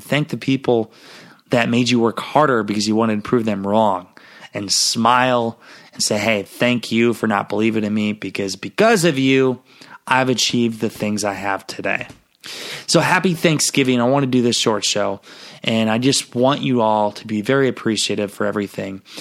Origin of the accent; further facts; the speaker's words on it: Garnavillo, Iowa, United States; my hometown, Garnerville, Iowa